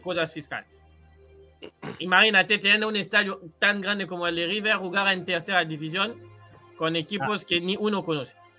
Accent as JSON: {"language": "Spanish", "region": "Kinshasa", "country": "DR Congo", "moved": "yes", "said": "yo soy de Kinshasa, que en Uruguay sería como estar en Montevideo"}